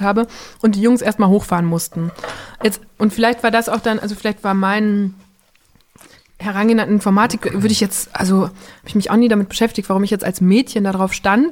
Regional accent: Borken, North Rhine-Westphalia, Germany; born or raised there; moved away

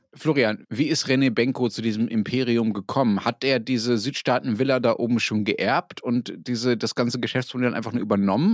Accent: Dortmund, North Rhine-Westphalia, Germany; moved away; wenn ich als Kind in Dortmund was einkaufen wollte oder als Jugendlicher oder auch später, wenn ich da war

